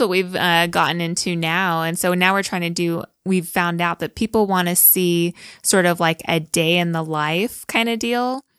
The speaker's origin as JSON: {"language": "English", "region": "California", "country": "United States", "also_born_or_lived": "New Jersey / Austin", "moved": "as an adult", "lives_now": "Salt Lake City, United States", "said": "we're from California, and we've lived in New Jersey"}